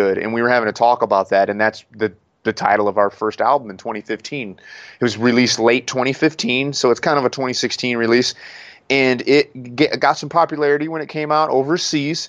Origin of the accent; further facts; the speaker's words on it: Southern Illinois, United States; accent: non-accent; I'm from Southern Illinois